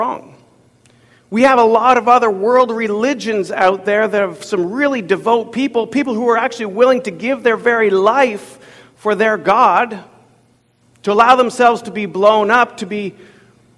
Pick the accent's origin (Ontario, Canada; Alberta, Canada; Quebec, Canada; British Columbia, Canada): Ontario, Canada; Ottawa; moved away; I grew up in Ottawa, Ontario